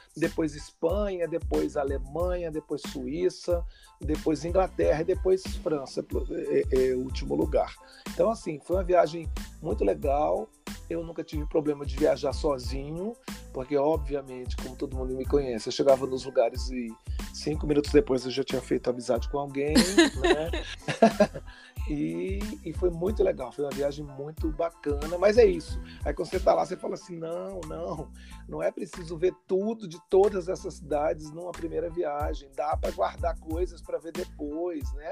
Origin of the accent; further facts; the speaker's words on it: Rio de Janeiro, Brazil; para quem vinha do Rio de Janeiro